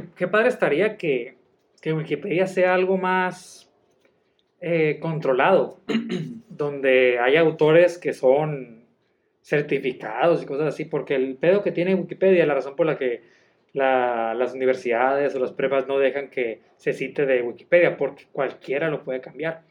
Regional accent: Mexico; soy mexicano

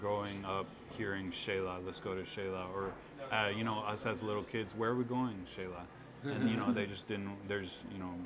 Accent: Texas, United States; my parents both are from Guatemala. I was born here in Texas

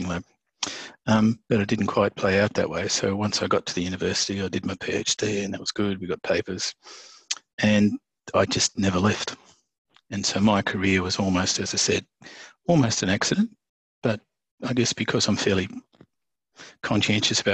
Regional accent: Tasmania, Australia; where I grew up in Tasmania

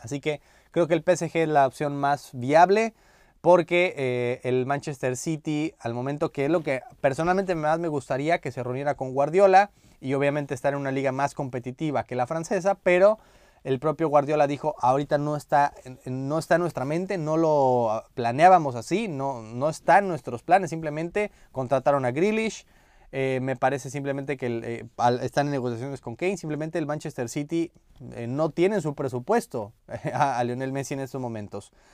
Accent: Mexico; como mexicano

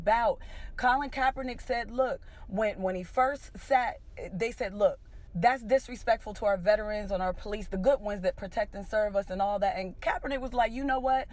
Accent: Pittsburgh, Pennsylvania, United States; I'm from Pittsburgh

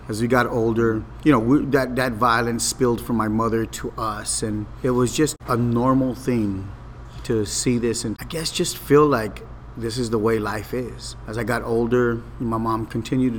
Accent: Los Angeles, California, United States; I grew up in Boyle Heights in a housing project called Ramona Gardens.

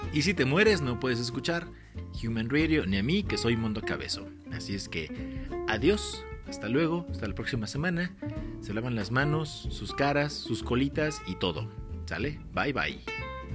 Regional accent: Mexico; yo sí soy muy mexicano

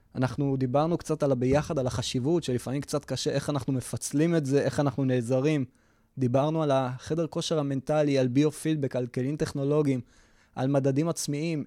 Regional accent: Israel; אנחנו ישראלים

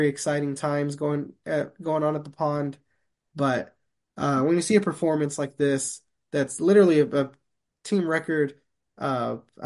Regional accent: Anaheim, California, United States; I'm from Anaheim.

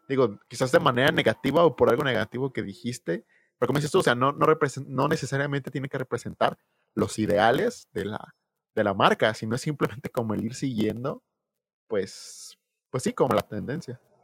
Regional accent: Mexico

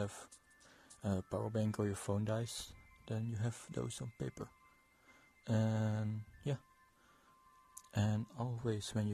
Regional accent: Netherlands; moved away as an adult; also born or lived in Poland; now in Dublin, Ireland; I am from the Netherlands, but I live in Ireland, in Dublin

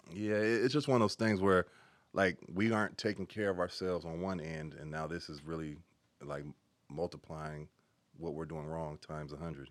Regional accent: Carson, California, United States; also born or lived in Inglewood, California; pretty much grew up in Carson, uh, parts some parts

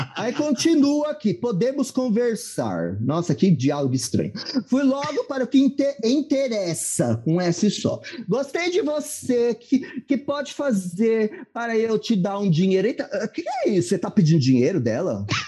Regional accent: Mauá, São Paulo, Brazil; eu sou de Mauá

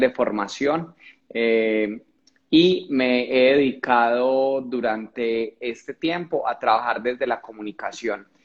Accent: Colombia; cuando llego a la capital de Colombia, Bogotá

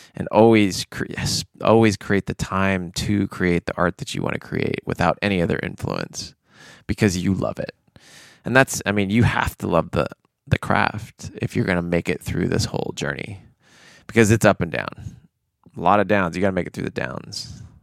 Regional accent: United States; I grew up in American culture

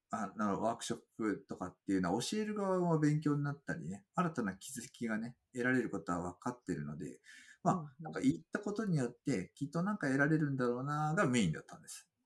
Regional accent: Fukui, Japan; 僕は福井県ですけど

